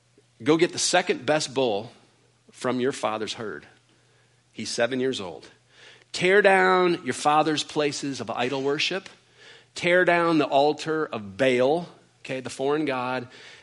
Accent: Georgia, United States; I'm from Georgia

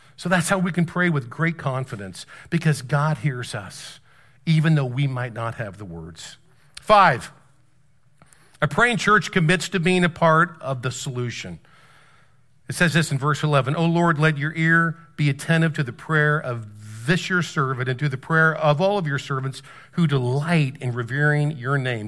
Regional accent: South Carolina, United States; I'm on a mission trip here and we're from South Carolina

